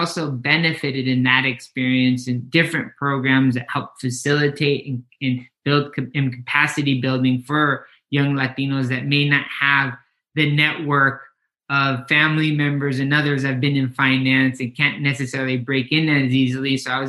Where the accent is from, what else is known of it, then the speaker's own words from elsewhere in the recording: Mazatlan, Sinaloa, Mexico; moved away as an adult; My mom decided to pack her bags and move back to Mexico. And so Kenny and I grew up in Mazatlan, Sinaloa, which is on the Pacific coast.